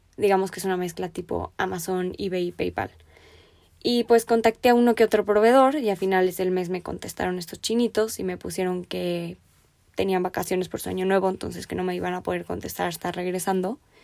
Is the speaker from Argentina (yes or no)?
no; Mexico; Me apasiona creer en mi país, me apasiona el cambio, yo pienso que todavía hay mucho potencial aquí